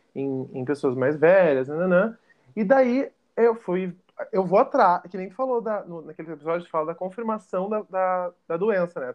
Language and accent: Portuguese; Porto Alegre, Rio Grande do Sul, Brazil; eu sou de Porto Alegre, no Rio Grande do Sul